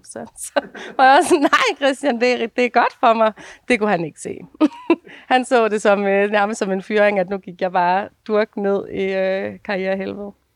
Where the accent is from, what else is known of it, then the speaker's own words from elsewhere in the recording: Denmark; moved away; also born or lived in Copenhagen / Ringsted; jeg er fra Jylland